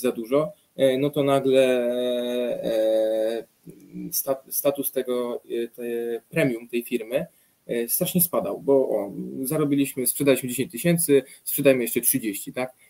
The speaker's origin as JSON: {"language": "Polish", "area": "near Radom", "region": "Masovian Voivodeship", "country": "Poland", "said": "ja jestem spod Radomia"}